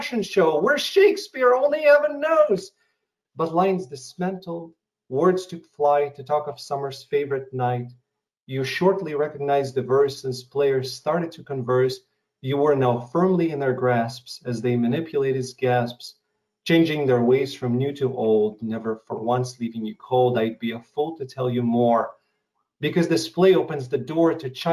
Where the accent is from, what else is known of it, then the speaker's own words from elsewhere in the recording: Russia; English is a second language; moved away; coming from Russia to or former Soviet Union, I come from a country that no longer exists.